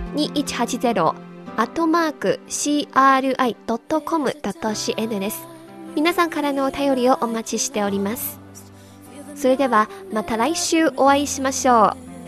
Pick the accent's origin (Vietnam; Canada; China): China; Kunming, Yunnan; now in Beijing, China; 私の実家は雲南省の昆明です北京から飛行機でも3時間かかります